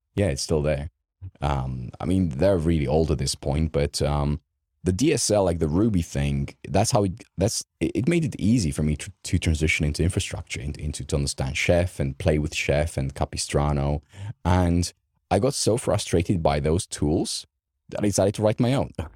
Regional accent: Romania; English is a second language; moved away; I grew up in Romania.

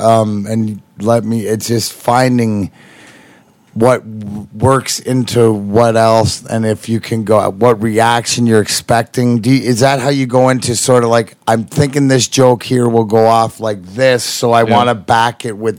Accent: Canada; being Canadian, because you know I am the weed ambassador of Canada.

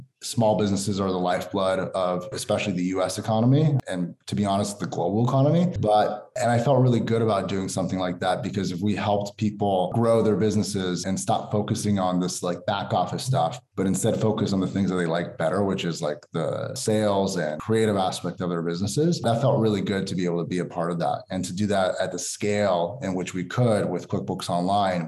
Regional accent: United States; I'm Persian American. I've lived here my whole life

